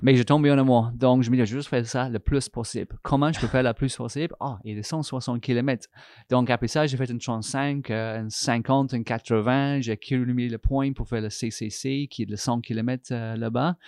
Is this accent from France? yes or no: no; England, United Kingdom; French is a second language; moved away as an adult; now in Canada; je suis anglais, Angleterre